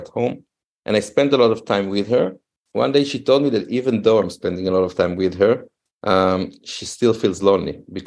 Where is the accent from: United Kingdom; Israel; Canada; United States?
Israel; moved away as an adult; now in Berlin, Germany; I moved while growing up in Israel. I moved 13 times in three different cities.